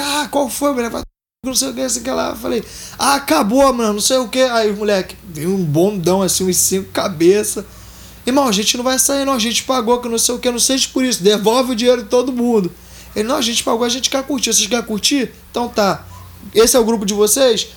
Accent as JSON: {"language": "Portuguese", "region": "Minas Gerais", "country": "Brazil", "also_born_or_lived": "Nova Iguaçu, Rio de Janeiro / Tinguá, Rio de Janeiro / Vidigal, Rio de Janeiro", "moved": "yes", "lives_now": "Rio de Janeiro, Brazil", "said": "Então, eu era de Minas. Eu vou pra, fui para Nova Iguaçu, morei em Tinguá um bom tempo com meus pais. E hoje em dia eu tô residindo no Vidigal"}